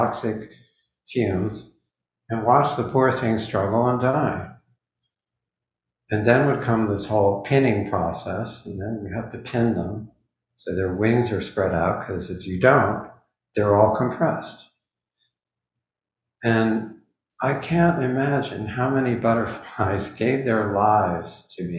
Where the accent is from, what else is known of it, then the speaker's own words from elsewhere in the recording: Midwest, United States; When I was growing up in the Midwest